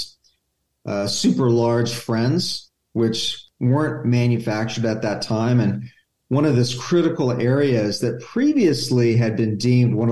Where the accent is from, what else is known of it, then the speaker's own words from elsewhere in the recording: La Crescenta, California, United States; also born or lived in Vietnam; I grew up in La Crescenta